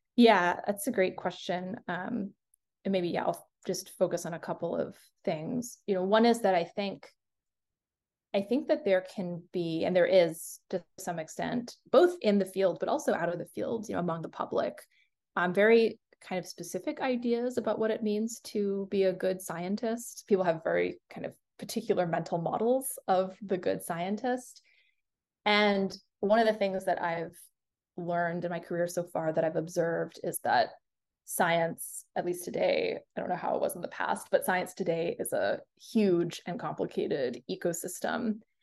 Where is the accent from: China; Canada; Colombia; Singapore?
Singapore; I was born in Singapore.